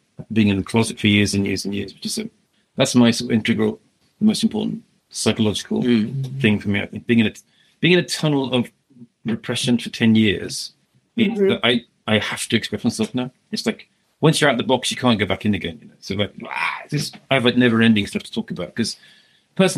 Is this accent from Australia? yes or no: no; Solihull, West Midlands, United Kingdom; I'm from Birmingham, Solihull.